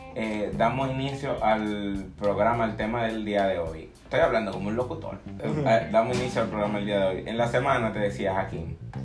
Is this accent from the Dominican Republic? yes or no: yes; Dominican Republic; soy dominicano